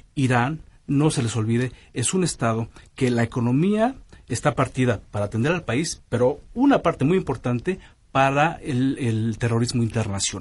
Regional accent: Mexico

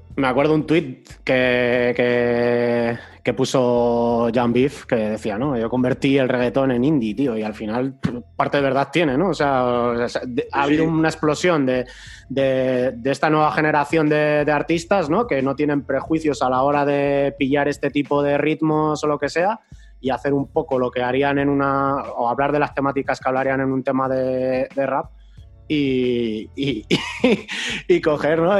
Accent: Basque Country, Spain; la peña que somos de aquí, de Euskadi, aunque yo no sea de la zona de Vizcaya

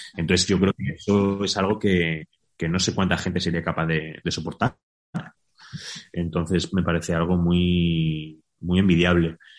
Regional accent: Spain; also born or lived in Mexico; quedarme un poquito en España, necesito plantar un poquito de raíz aquí en mi país

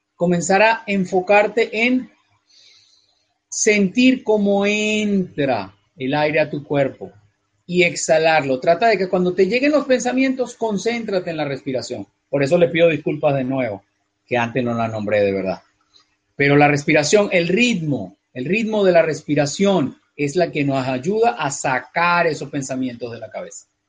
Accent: Venezuela; moved away as an adult; also born or lived in North America; donde nací originalmente, donde nací, en Venezuela, es un país que abandoné hace ya casi 20 años

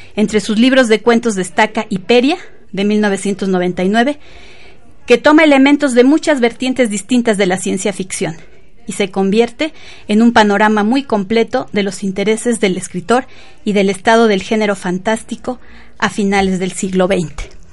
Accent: Mexico; como mexicanos

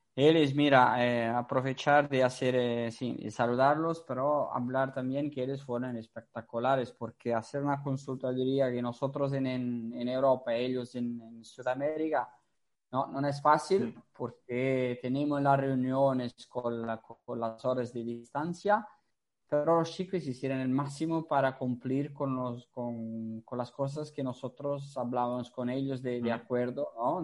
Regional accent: Portugal; Spanish is a second language; now in Italy; yo soy portugués, entonces, como soy portugués, trabajo en Italia

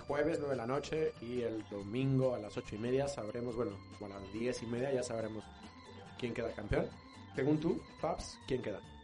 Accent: Mexico; somos así los mexicanos

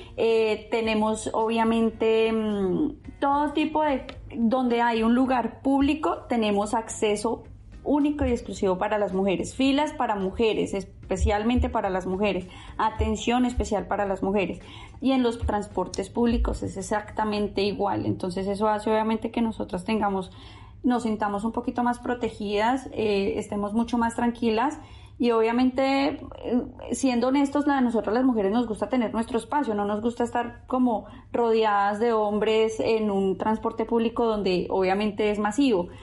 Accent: Bogotá, Colombia; moved away as an adult; now in Dubai, United Arab Emirates; Yo soy de Bogotá

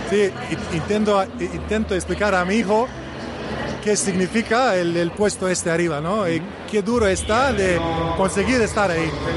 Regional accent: Bosnia & Herzegovina; Spanish is a second language; also born or lived in Vitoria, Spain; yo vivo en Bosnia ahora, en mi país, vivo ah, en, la ciudad donde nació

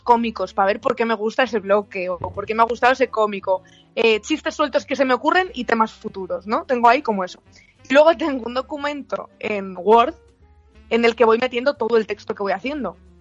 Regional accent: León, Castile and León, Spain; yo soy de León

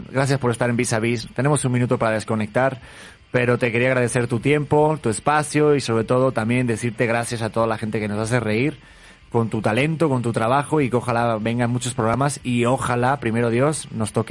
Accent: Mexico; Yo soy más mexicano que el chile y el nopal.

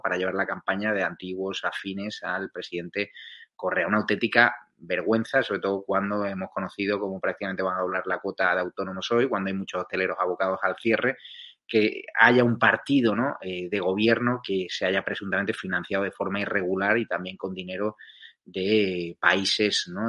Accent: Spain; yo como español

